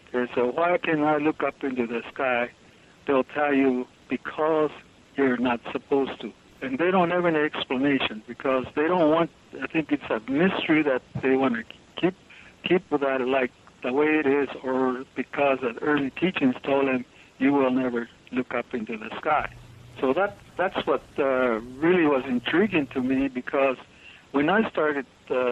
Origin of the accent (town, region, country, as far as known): Zuni, New Mexico, United States